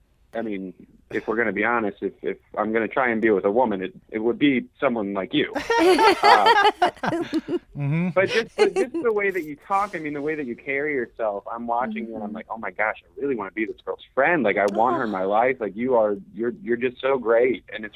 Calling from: Quincy, United States; Hey, Josh. It's … from Quincy.

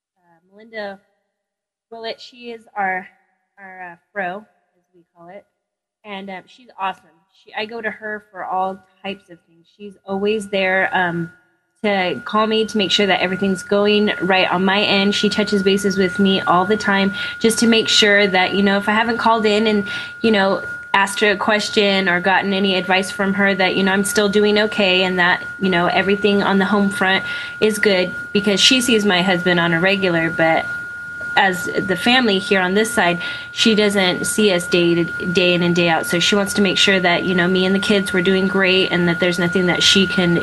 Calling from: Camp Pendleton, California, United States; I live on Camp Pendleton in California.

